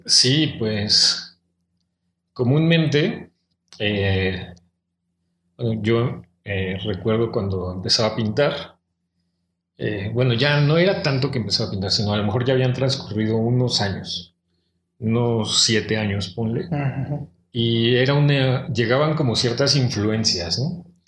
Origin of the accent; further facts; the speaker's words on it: Mexico City, Mexico; yo soy de Ciudad de México, soy del norte de la ciudad, de la Gustavo Madero, que es el extremo así norte